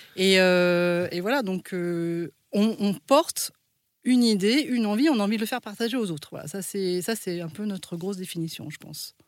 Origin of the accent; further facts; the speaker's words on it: France; On est en France, on est français, mais en fait, on n'a pas la même tête que les Français